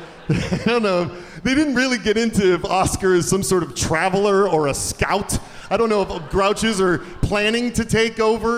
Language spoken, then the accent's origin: English; Detroit, Michigan, United States; now in Atlanta, United States; I'm from Detroit.